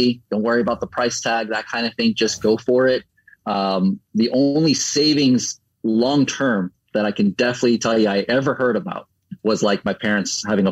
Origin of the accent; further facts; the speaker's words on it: Orlando, Florida, United States; also born or lived in Puerto Rico / New York / New Jersey / Fort Myers, Florida; now in Tampa, United States; I'm from Puerto Rico through New York, New Jersey area, and then down to Florida. I grew up the most in Orlando